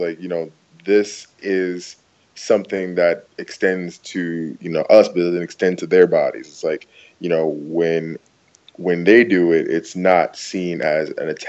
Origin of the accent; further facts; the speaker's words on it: New York, United States; But, like, yeah, like, no, I'm from New York. Like, I've been stopped on the block all the time.